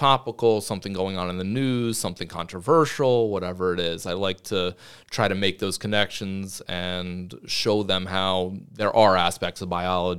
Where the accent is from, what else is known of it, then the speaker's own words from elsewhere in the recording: Beacon, New York, United States; I grew up in Beacon High School. So I went to Beacon High School, graduated in 2001.